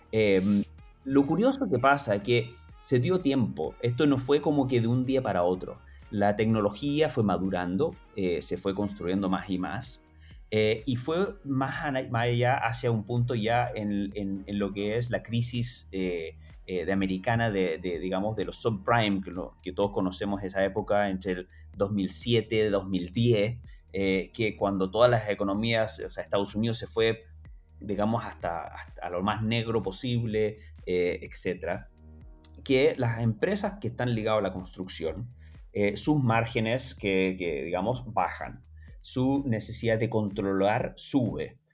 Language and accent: Spanish; Chile; yo me crié en Chile